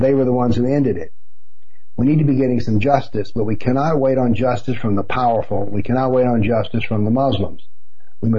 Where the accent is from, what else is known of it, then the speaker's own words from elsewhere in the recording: the South, United States; I'm from the South